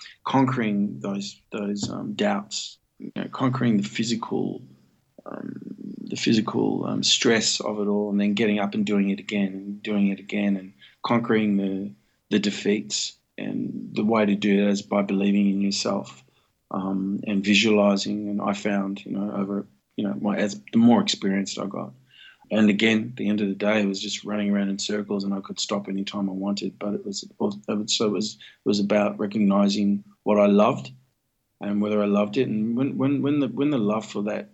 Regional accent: Melbourne, Victoria, Australia; also born or lived in North Richmond, New South Wales / Sydney; Till I was born in Melbourne

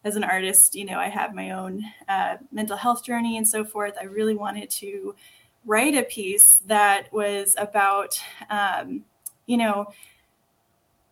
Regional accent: Texas, United States; accent: Texan; I sound super Texan

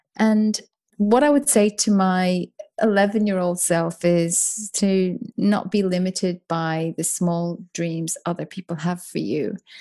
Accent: Ireland; accent: soft Irish; moved away as an adult; also born or lived in United Kingdom; now in Melbourne, Australia; as an Irish person, uh, growing up in, you know, the seventies and eighties

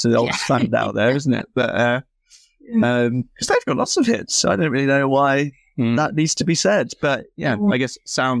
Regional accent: London, United Kingdom; I'm from London.

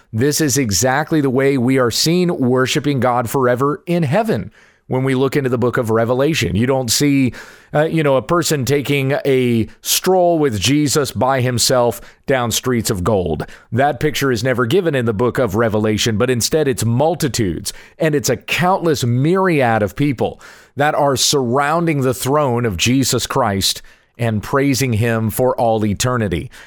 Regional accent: the South, United States; I'm a Southern boy. I was raised in the South.

